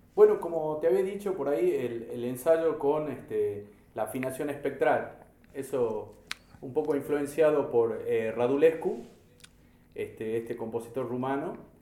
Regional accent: Salta, Argentina; como sociedad argentina, como sociedad salteña

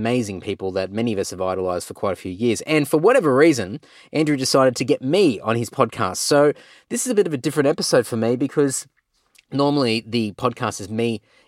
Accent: Clontarf, Queensland, Australia; Born and bred in Clontarf

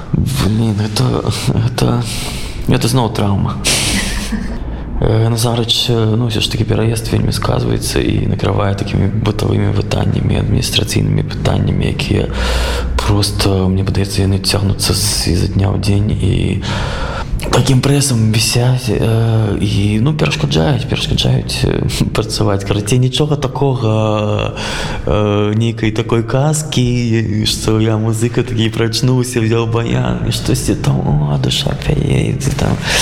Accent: Belarus; moved away; also born or lived in Minsk; я зразумеў что я беларус

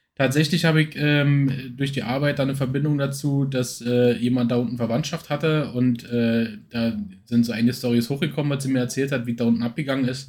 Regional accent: Berlin commuter belt, Brandenburg, Germany; viele, die, die, äh, meinen Dialekt jetzt, äh, nicht erkennen, die wissen natürlich nicht, dass ich aus dem Speckgürtelbereich von Berlin komme

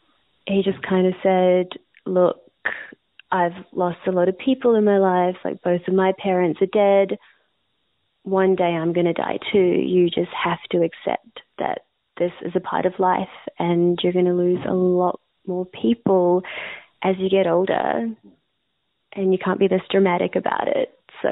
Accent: India; And being an Indian woman in India, you're treated a certain way.

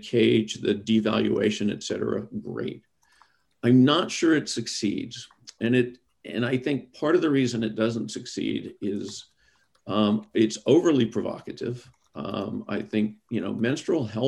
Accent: Deep South, United States; I'm from the Deep South. Many of my folks believe that a woman's place is in the home.

